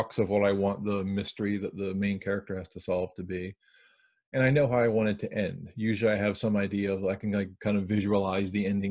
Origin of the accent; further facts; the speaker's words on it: Baltimore, Maryland, United States; now in Silver Spring, United States; I live in Silver Spring, Maryland. I'm originally from Baltimore, and that's where all my stories are set.